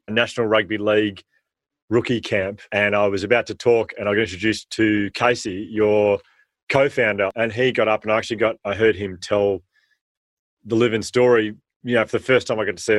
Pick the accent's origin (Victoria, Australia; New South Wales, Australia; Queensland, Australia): Victoria, Australia; Melbourne; I had an incredible childhood growing up in Australia